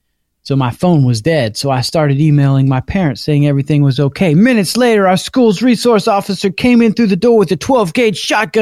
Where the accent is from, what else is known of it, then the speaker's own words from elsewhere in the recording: the South, United States; So I'm from the South as well. So I grew up with this phrase.